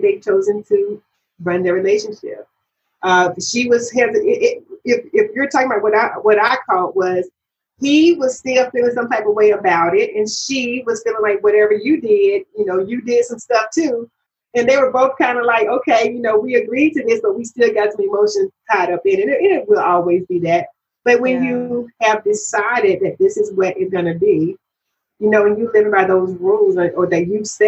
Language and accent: English; Georgia, United States; now in Maryland, United States; I'm from Georgia, you know. I'm in Maryland now, but I was born and raised in Georgia